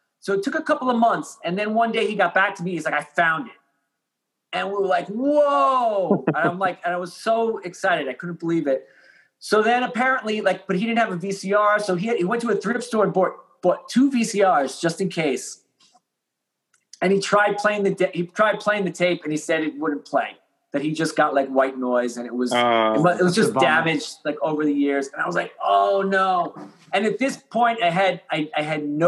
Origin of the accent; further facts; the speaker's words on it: Long Island, New York, United States; we're from Long Island